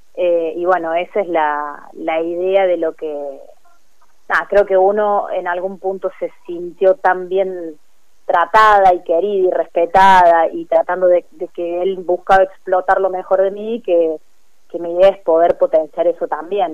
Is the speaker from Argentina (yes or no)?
yes; Córdoba, Argentina; moved away as an adult; now in Río Cuarto, Argentina; yo me crié en Córdoba y los últimos seis años había estado un poco más lejos